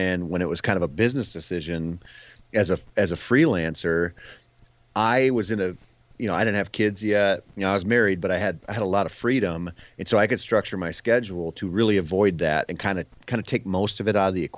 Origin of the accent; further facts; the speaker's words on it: Minnesota, United States; I grew up in Minnesota